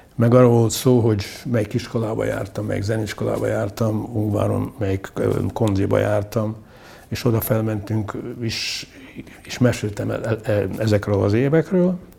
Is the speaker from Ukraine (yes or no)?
yes; Mukachevo, Zakarpattia Oblast, Ukraine; moved away as an adult; also born or lived in Uzhhorod; now in Budapest, Hungary; itt születtem, itt, itt éltem 29, 29 évet.